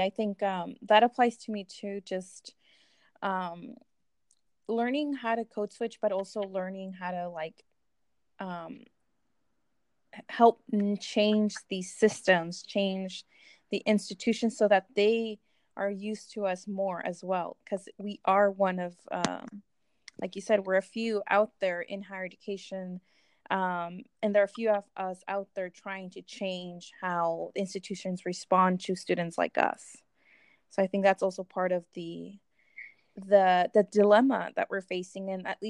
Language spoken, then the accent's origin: English; California, United States; also born or lived in Mexico; City and having grown up in California, I identify with that term because I'm not Mexican enough and I'm not American enough because, one, I don't have my documentation.